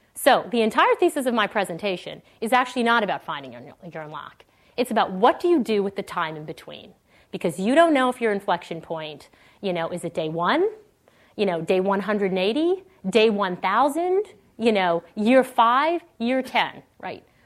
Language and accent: English; Canada; moved away as an adult; now in Silicon Valley, United States; I grew up in Canada, uh, went to school in Canada